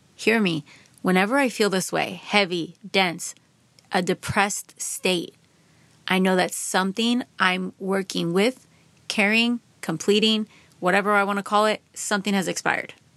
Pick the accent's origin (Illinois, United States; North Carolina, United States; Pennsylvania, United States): Pennsylvania, United States; Philadelphia suburbs; I grew up in the Philadelphia suburbs, about forty-five minutes outside of Philadelphia